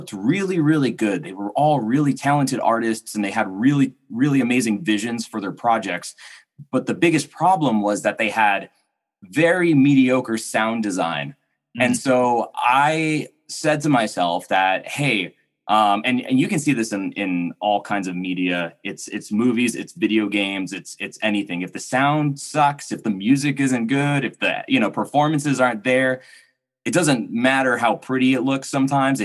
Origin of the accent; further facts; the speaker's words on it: Pharr, Texas, United States; moved away; I grew up in South Texas. I grew up in a city called Farr